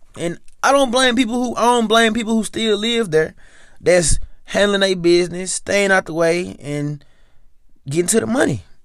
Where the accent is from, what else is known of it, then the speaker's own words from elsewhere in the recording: Memphis, Tennessee, United States; Growing up, growing up, at home, growing up in Memphis